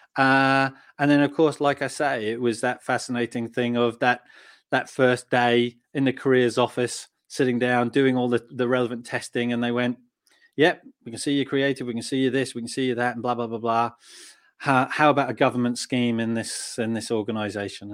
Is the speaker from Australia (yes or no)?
yes; Australia; also born or lived in United Kingdom (born); now in United Kingdom; I grew up in Australia and, uh, and Um, I was probably the, the typical Aussie lad